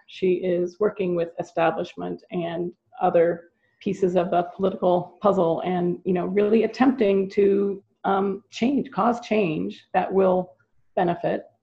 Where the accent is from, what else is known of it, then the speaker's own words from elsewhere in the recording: California, United States; I grew up here in California when California was number one in the country in our educational system